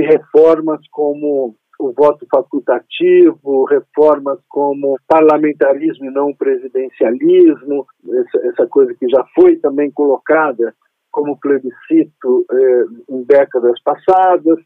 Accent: Brazil

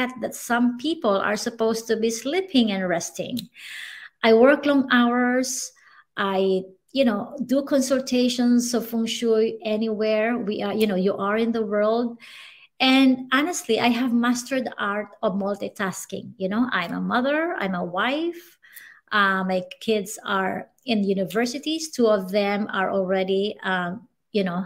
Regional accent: Masbate, Bicol Region, Philippines; I grew up in Masbate where every month we are visited by typhoons.

